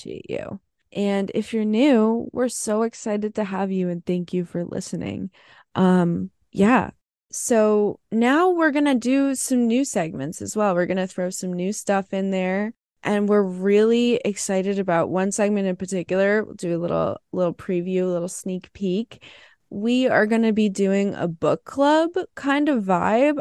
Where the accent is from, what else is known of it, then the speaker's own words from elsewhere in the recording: New Jersey, United States; I'm from New Jersey, so that's where I am